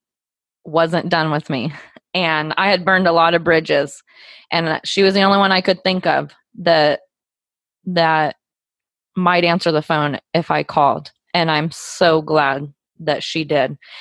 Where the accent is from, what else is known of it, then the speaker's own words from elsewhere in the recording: Southern California, United States; now in Joplin, United States; I grew up in Southern California